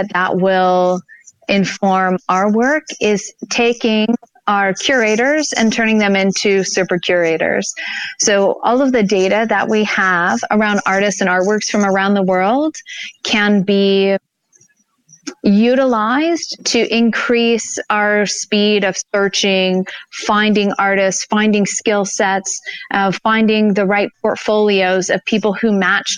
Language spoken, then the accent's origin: English; Gulf of Mexico, Deep South, Alabama, United States; now in Denver, United States; I grew up on the Gulf of Mexico in the deep south.